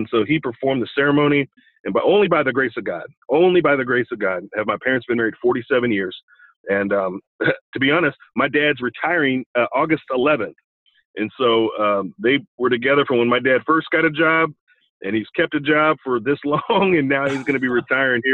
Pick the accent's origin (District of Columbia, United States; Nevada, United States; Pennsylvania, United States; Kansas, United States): Kansas, United States; Olathe; I grew up in Olathe, Kansas, okay, a suburb of Kansas City.